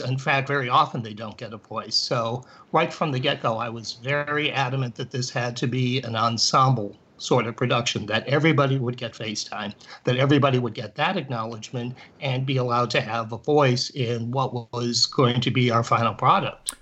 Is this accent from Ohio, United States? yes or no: yes; Cleveland, Ohio, United States; I grew up in Cleveland